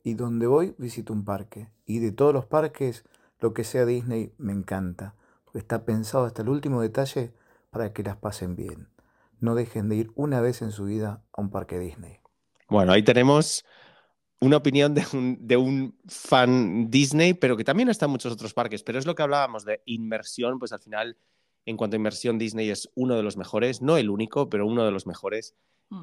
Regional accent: Buenos Aires, Argentina; soy de Buenos Aires, Argentina.

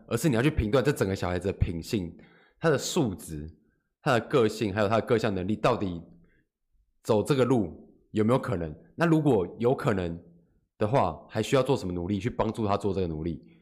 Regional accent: Taiwan; 我们台湾人

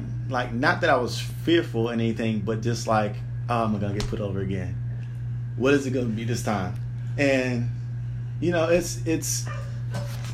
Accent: Lexington, Kentucky, United States; So I grew up in Lexington, Kentucky, Central Kentucky.

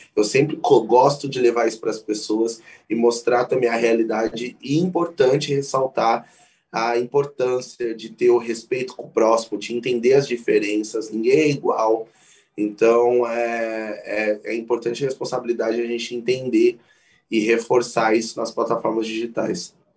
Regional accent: São Paulo, Brazil; tenho 24 anos, sou de São Paulo

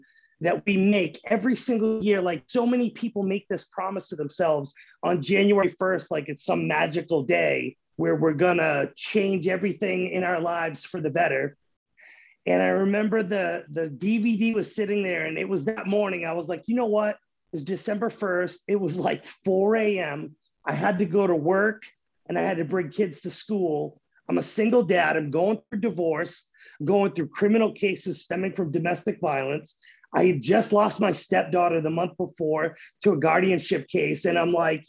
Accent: 30 minutes north of Boston, Massachusetts, United States; moved away as an adult; now in Oklahoma, United States; I grew up 30 minutes north of Boston my whole life

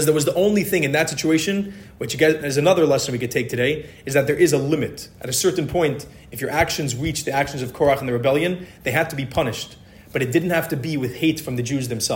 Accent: Philadelphia, Pennsylvania, United States; I was born in Philadelphia

